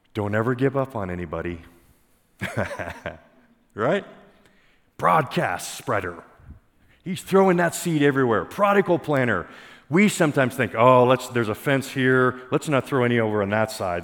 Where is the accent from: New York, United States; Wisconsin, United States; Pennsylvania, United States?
Pennsylvania, United States; I grew up in Pennsylvania